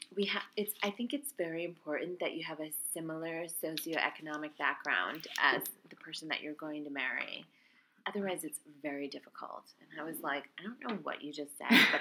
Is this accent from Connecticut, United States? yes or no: yes; Connecticut, United States; where I grew up in Connecticut, it's near Mystic, Connecticut